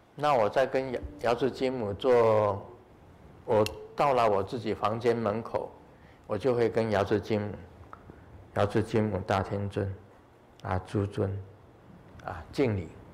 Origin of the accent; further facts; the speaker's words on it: Taiwan; 我们台湾话